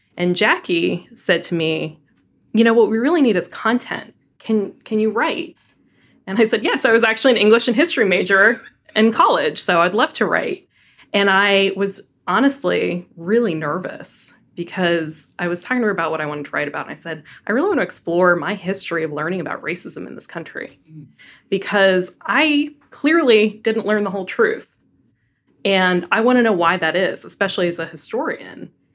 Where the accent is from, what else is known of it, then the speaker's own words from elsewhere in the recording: Denver, Colorado, United States; moved away; I am a very proud Coloradan. So born and raised in Denver